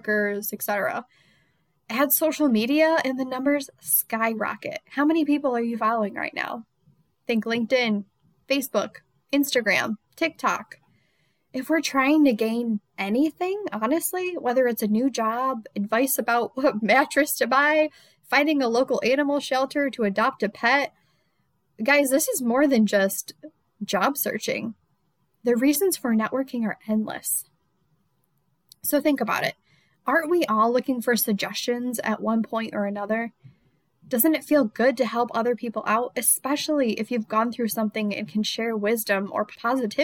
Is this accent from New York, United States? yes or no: yes; Rochester, New York, United States; moved away as an adult; also born or lived in Charlotte, North Carolina; Rochester, New York, my hometown